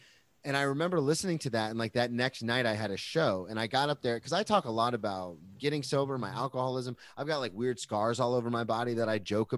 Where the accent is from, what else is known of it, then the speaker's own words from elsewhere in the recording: Jacksonville, Florida, United States; I'm some nobody from Jacksonville, but I study comedy.